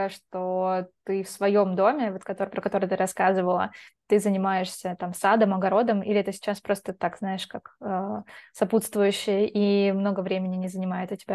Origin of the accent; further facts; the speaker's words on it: Belgorod Oblast, Russia; я просто из Белгородской области, и там чернозем прям он такой черный